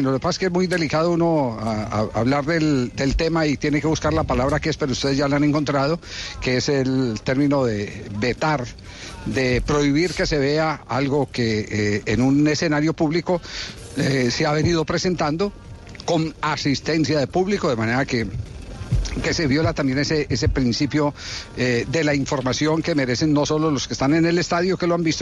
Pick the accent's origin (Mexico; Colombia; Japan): Colombia; yo creo que todos somos aquí colombianos y conocemos muy bien las reglas y la, la justicia colombiana.